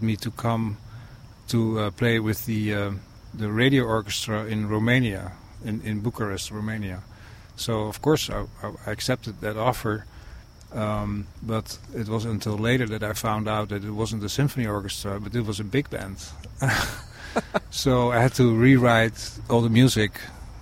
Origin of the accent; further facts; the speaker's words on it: Netherlands; moved away; back in my country where I'm from the Netherlands